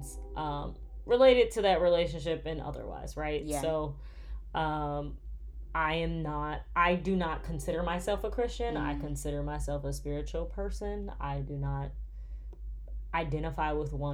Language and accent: English; United States; I am an American.